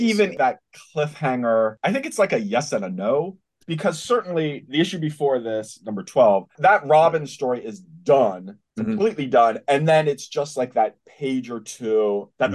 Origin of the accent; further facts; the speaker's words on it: Spring Grove, Pennsylvania, United States; I grew up in Spring Grove, Pennsylvania, which is close to York or Hanover